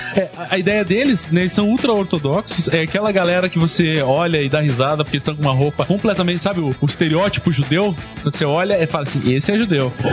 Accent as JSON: {"language": "Portuguese", "country": "Brazil", "said": "nós brasileiros"}